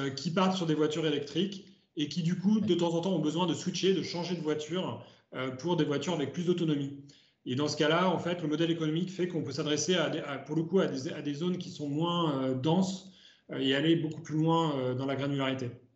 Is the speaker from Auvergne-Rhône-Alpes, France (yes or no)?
yes; Ardèche, Auvergne-Rhône-Alpes, France; je viens d'Ardèche. Donc, euh, ma première voiture, c'était en Ardèche quand j'avais juste eu mon permis à 18 ans